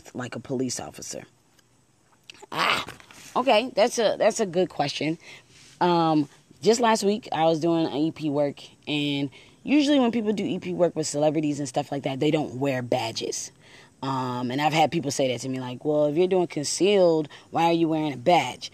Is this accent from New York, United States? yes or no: yes; Buffalo, New York, United States; now in Maryland, United States; I am originally from Buffalo, New York, so I have some connections there.